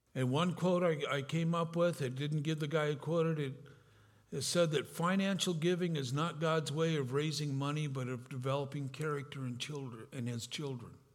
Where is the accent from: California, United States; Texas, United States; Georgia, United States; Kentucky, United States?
California, United States; also born or lived in Grand Rapids, Michigan; I'm from California.